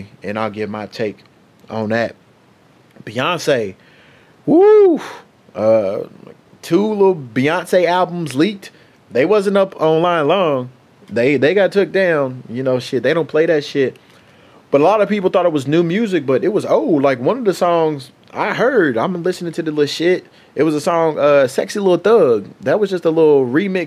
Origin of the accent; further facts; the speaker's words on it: United States; I am an American